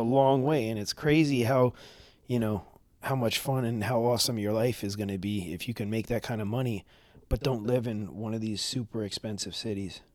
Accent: New York City, New York, United States; born or raised there; moved away as an adult; now in Florida, United States

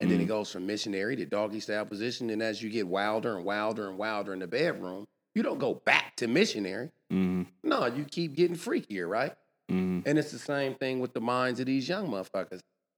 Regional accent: Oakland, California, United States; Yeah, I'm from Oakland.

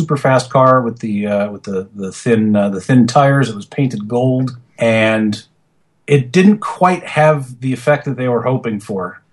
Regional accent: New Jersey, United States; I grew up in New Jersey

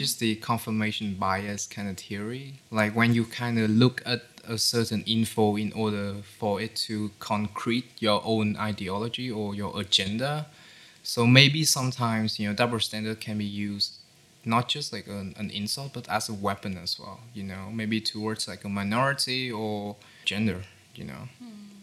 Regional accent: Haiphong, Vietnam; my hometown, which is in Haiphong

